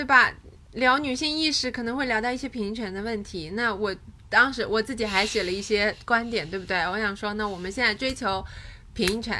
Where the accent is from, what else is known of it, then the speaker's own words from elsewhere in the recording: Hangzhou, Zhejiang, China; 在杭州，我高中那就是二零零七年、二零零六年的样子。